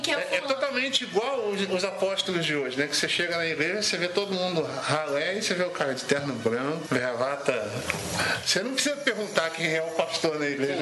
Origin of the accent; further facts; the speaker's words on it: Rio de Janeiro, Brazil; eu, sou do Rio de Janeiro